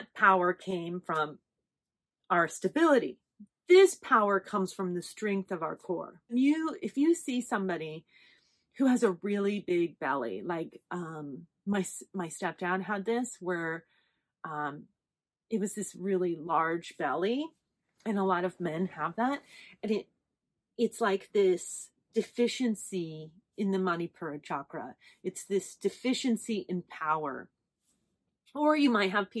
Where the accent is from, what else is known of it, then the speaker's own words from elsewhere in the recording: Las Vegas, Nevada, United States; I'm from Vegas